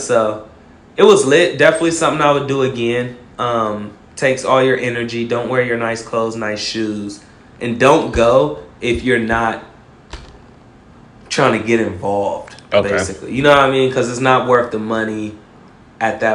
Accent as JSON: {"language": "English", "region": "Ohio", "country": "United States", "said": "I'm from Ohio."}